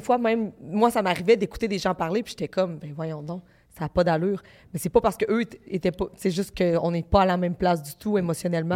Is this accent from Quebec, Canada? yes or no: yes; Baie-Comeau, Quebec, Canada; je viens de Bécomo, c'est à Côte-Nord, c'est une petite ville